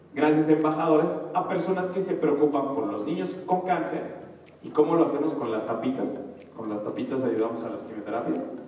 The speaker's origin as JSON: {"language": "Spanish", "town": "Atlacomulco", "region": "State of Mexico", "country": "Mexico", "said": "yo soy de Atacomulco. tú estás en una ciudad y yo estoy en un pueblito"}